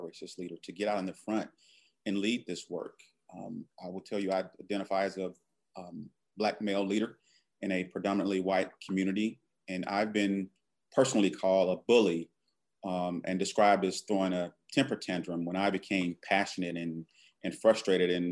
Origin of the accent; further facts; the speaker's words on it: Alabama, United States; I'm from Alabama